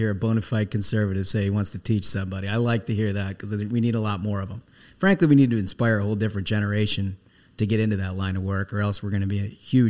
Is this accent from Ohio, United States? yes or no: no; Minnesota, United States; moved away; I'm from Minnesota originally